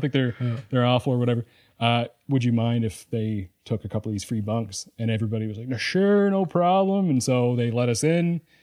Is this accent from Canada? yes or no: yes; Sydney Mines, Nova Scotia, Canada; I'm from Sydney Mines